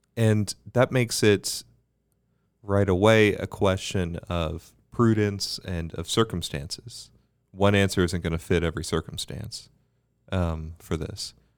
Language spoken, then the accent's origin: English; Bermuda; Growing up in Bermuda